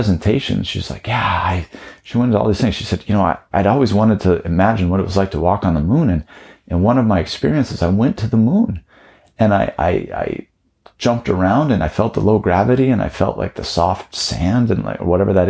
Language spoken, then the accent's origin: English; Taos, New Mexico, United States; I grew up in Taos, New Mexico